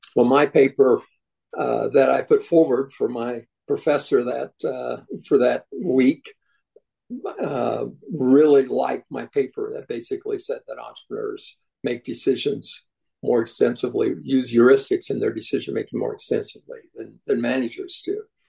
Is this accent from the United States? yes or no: yes; Kansas, United States; I grew up in in Kansas